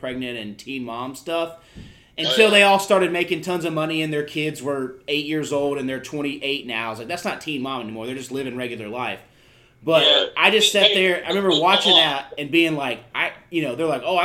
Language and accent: English; the South, United States; growing up in the South